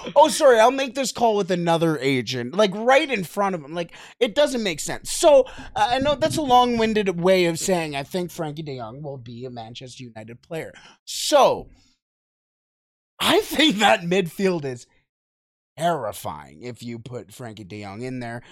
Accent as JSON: {"language": "English", "country": "Canada", "said": "we're from Canada"}